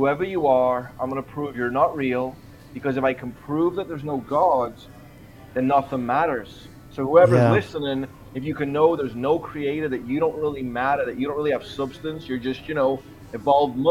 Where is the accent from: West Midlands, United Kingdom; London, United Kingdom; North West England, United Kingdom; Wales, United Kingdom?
North West England, United Kingdom; Liverpool; now in Huntington Beach, United States; I'm from Liverpool, England originally, but I'm sitting in Huntington Beach, California today